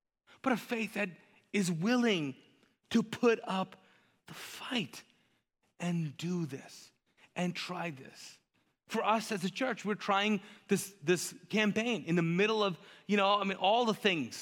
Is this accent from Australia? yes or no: no; Pakistan; first language Urdu; English is a second language